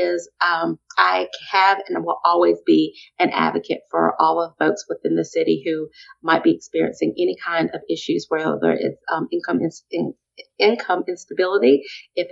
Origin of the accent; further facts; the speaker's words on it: Columbia, South Carolina, United States; also born or lived in Virginia; So Columbia is home for me. I grew up in Columbia.